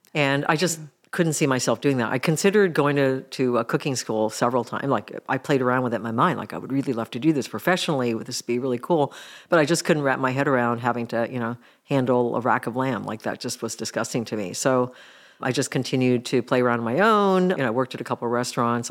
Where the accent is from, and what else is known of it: Mill Valley, California, United States; born or raised there; also born or lived in Japan